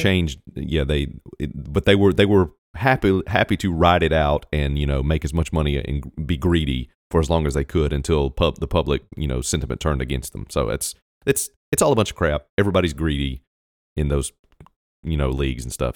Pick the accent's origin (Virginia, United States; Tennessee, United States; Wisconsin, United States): Virginia, United States; I was born in Virginia